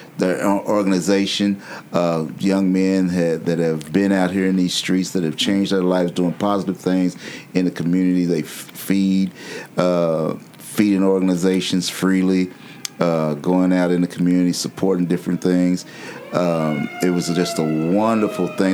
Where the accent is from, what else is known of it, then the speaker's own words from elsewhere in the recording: Louisville, Kentucky, United States; I was raised in Smoketown.